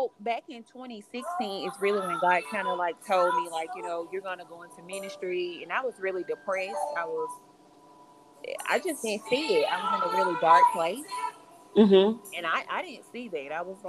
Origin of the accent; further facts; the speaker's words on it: Birmingham, Alabama, United States; I'm from Birmingham, Alabama.